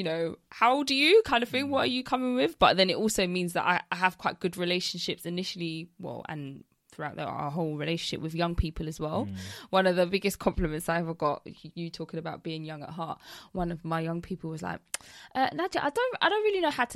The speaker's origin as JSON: {"language": "English", "region": "London", "country": "United Kingdom", "tie": "born or raised there", "said": "I've been raised Jamaican in London, in England."}